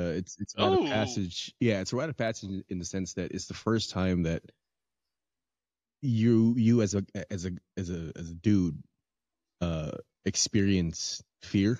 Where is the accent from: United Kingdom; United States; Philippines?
Philippines; moved away; In the Philippines, when I was growing up in the Philippines